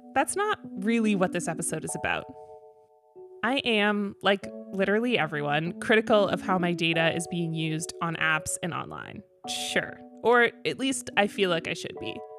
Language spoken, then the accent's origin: English; Toronto, Ontario, Canada; my hometown crew of Parkdale Road Runners hosted one in Toronto